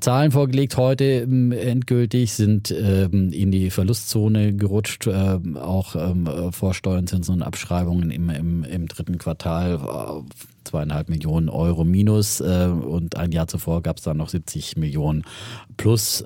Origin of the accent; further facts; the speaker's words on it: near Ellwangen and Nördlingen, Franconia, Germany; moved away; wir sind ja äh, da in Franken, da hart an der Grenze